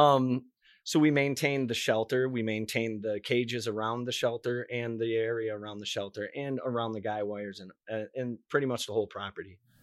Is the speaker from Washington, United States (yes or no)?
no; Michigan, United States; moved away as an adult; I love Michigan, born and raised in Michigan